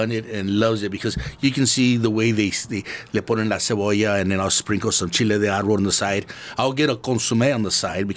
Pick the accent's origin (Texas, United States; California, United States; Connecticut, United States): California, United States; East Los Angeles; also born or lived in Ensenada, Mexico; I came over here when I was 4 years old, grew up in East L.A.